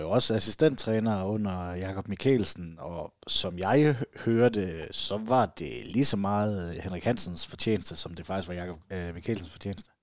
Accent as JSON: {"language": "Danish", "area": "Southern Jutland", "region": "Southern Denmark", "country": "Denmark", "said": "jeg er sønderjyde"}